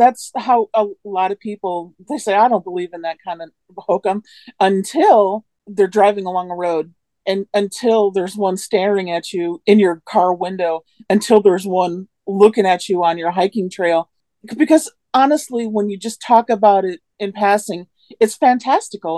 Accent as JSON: {"language": "English", "area": "Manistee National Forest", "region": "Michigan", "country": "United States", "tie": "born or raised there", "said": "the Manistee National Forest. That's where I live. That's my hometown"}